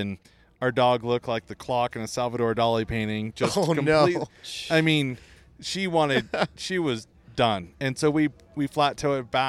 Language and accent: English; Malibu, California, United States; I grew up in Malibu, right?